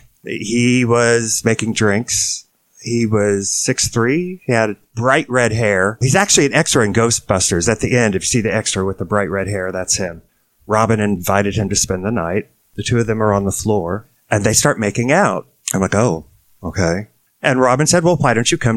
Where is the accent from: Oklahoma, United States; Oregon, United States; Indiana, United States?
Indiana, United States; Kokomo; moved away as an adult; also born or lived in San Francisco; I was born in Indiana. I grew up on a series of farms.